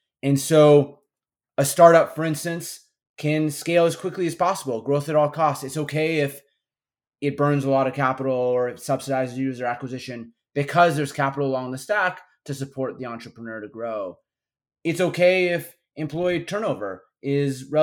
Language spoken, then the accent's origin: English; Midwest, United States; moved away; I'm from the Midwest